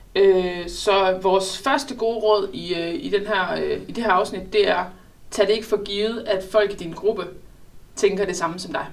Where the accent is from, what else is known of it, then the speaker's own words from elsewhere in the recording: Southern Jutland, Southern Denmark, Denmark; jeg som sønderjyde